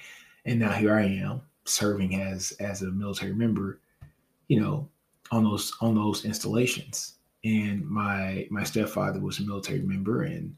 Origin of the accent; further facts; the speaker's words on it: Fort Hood, Texas, United States; I'd say, man, I'm from Fort Hood, you know, when I was in high school and college.